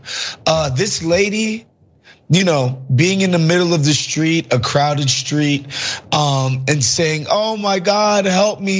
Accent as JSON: {"language": "English", "town": "New York City", "region": "New York", "country": "United States", "tie": "born or raised there", "said": "a native New Yorker"}